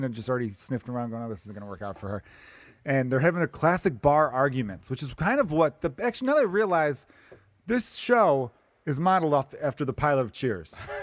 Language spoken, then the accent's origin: English; Indiana, United States; I'm from Indiana.